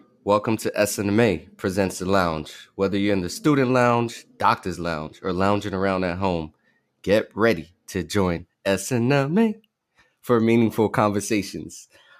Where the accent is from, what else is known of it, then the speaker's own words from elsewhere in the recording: New York City, New York, United States; when I was growing up in the Bronx